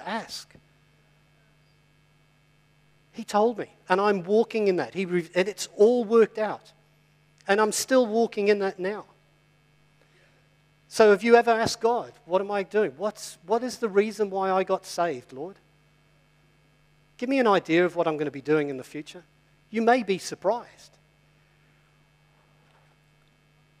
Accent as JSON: {"language": "English", "region": "England", "country": "United Kingdom", "said": "I'm English as well"}